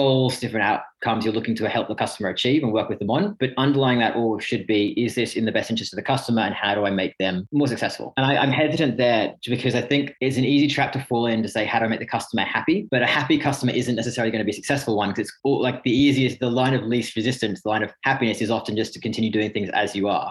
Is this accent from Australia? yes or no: yes; Sydney, New South Wales, Australia; moved away as an adult; also born or lived in Reading, England; now in United Kingdom; I'm actually English born near Reading, but grew up most of my life over in Sydney